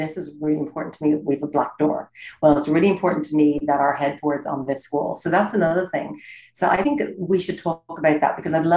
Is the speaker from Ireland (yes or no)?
yes; Ireland; moved away as an adult; also born or lived in United States / Los Angeles; I'm born and raised in Ireland, live in America for 20 years, but I'm back in Ireland now 5 years.